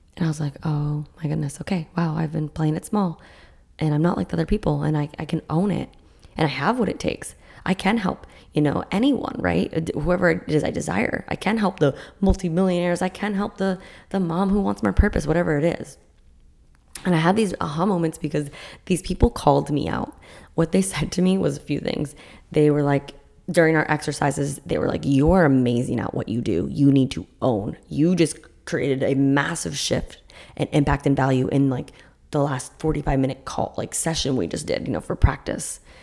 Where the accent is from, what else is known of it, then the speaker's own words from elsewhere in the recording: Massachusetts, United States; now in Florida, United States; I grew up in Massachusetts doing